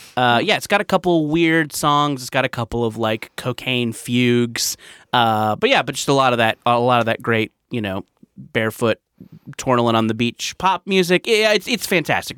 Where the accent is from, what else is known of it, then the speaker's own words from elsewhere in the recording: Orange County, California, United States; I grew up in Orange County in the nineties